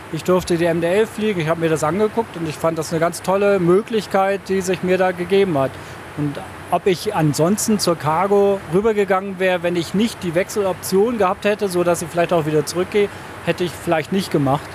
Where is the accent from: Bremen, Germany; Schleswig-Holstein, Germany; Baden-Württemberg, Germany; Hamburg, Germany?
Bremen, Germany; ich bin gebürtiger Bremer